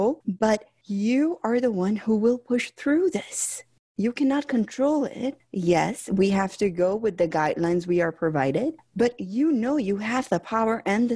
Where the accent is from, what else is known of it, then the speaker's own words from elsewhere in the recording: Chicago, Illinois, United States; I grew up here in Chicago